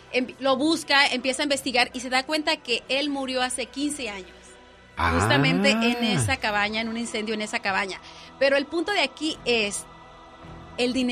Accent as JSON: {"language": "Spanish", "country": "Mexico", "said": "Estamos muy contentos como mexicanos, como latinos"}